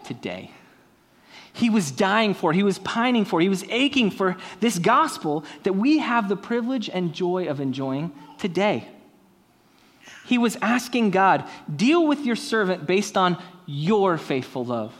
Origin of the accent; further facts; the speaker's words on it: San Diego, California, United States; my hometown Padres